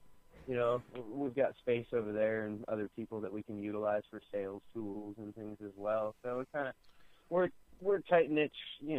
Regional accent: Central Oregon, United States; I'm from here in Central Oregon, like when I grew up, there was like maybe 20,000 people here

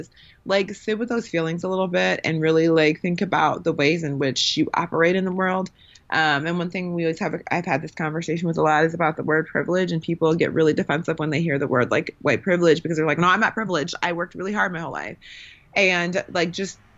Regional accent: Milwaukee, Wisconsin, United States; I grew up in the Midwest where it's not really like that. So I grew up, I'm from Milwaukee

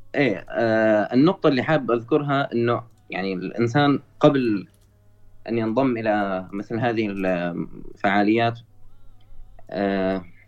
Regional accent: Syria; انا من سوريا

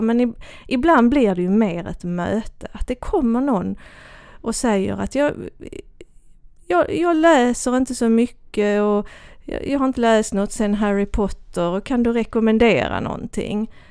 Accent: Kivik, Skåne, Sweden; accent: Österlen Scanian; jag är ju uppvuxen i Kivik

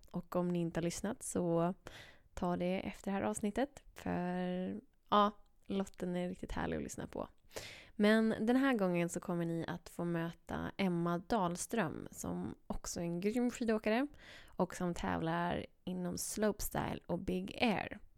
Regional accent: Torsby, Värmland, Sweden; Jag är en skidtjej från Torsby

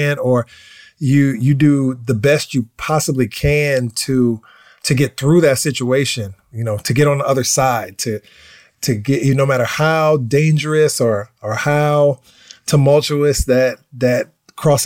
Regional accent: United States; being American and coming from America

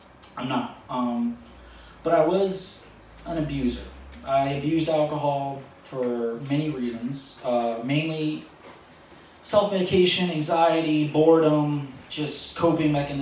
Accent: New Orleans, Louisiana, United States; moved away; I am originally from New Orleans

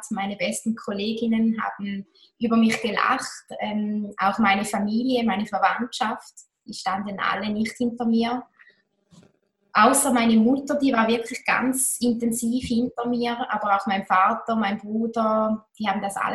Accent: Toggenburg, St. Gallen, Switzerland; Ich war sehr bodenständig. Bin es noch heute. Ich bin aufgewachsen in Toggenburg in den Bergen

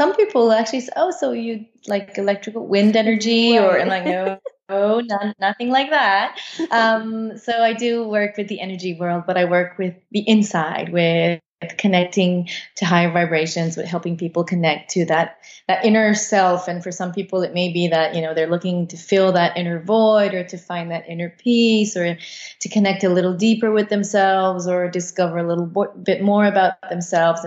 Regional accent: Canada; moved away as an adult; now in Costa Rica; We're originally from Canada.

